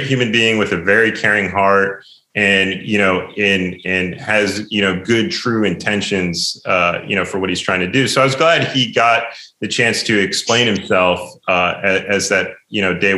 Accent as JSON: {"language": "English", "region": "New Jersey", "country": "United States", "tie": "born or raised there", "said": "I grew up in New Jersey"}